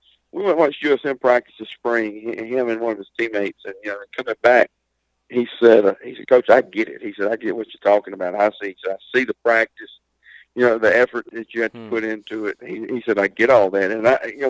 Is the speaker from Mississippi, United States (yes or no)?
yes; Lumberton, Mississippi, United States; I'm originally from Lumberton. I graduated here in 99